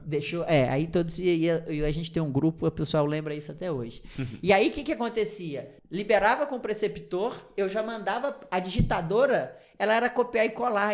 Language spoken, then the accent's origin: Portuguese; Piumhi, Minas Gerais, Brazil; moved away; also born or lived in Votuporanga; Sou de uma cidadezinha do interior de Minas Gerais, de 30 mil habitantes, chamada Piuí. É bem pequenininha, mas uma cidade muito legal que eu tenho muito orgulho de ter nascido e cri sido criado lá.